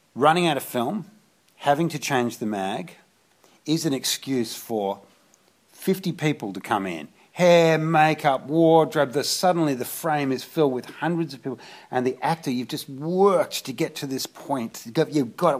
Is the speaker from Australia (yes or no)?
yes; Australia; growing up in Australia